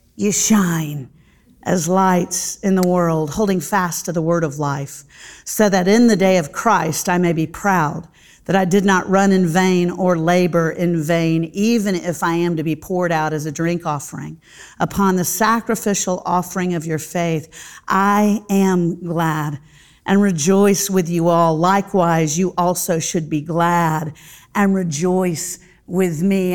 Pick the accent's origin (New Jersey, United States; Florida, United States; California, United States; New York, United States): Florida, United States; Central; I grew up in Central Florida